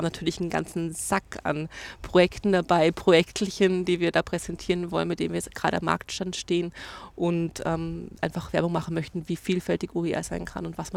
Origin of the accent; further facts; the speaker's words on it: Bad Reichenhall, Bavaria, Germany; Ich komme aus Reichenhall